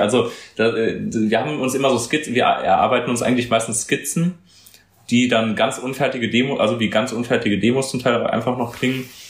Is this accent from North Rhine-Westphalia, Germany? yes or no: yes; Cologne, North Rhine-Westphalia, Germany; Köln ist für mich äh, tatsächlich, äh, wenn sie, auch wenn sich das ein bisschen kitschig anhört, meine Heimat, da wohne ich und habe äh, großen Freundeskreis, Familie